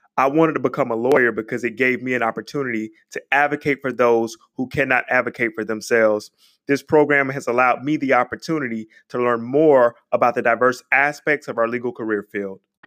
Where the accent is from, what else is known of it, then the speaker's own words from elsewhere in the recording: Albany, Georgia, United States; now in Tampa, United States; I am from Albany, Georgia